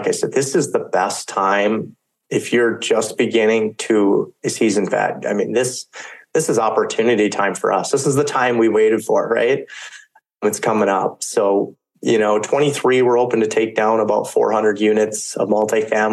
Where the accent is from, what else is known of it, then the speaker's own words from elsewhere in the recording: North Dakota, United States; we're in the Midwest. I'm from North Dakota.